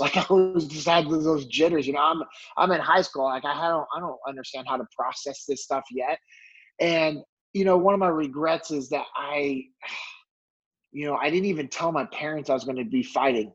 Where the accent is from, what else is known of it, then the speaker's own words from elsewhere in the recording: Sacramento, California, United States; moved away as an adult; also born or lived in North Mississippi; now in Dallas Fort Worth, United States; I'm born and raised in California. I uh, grew up in Sacramento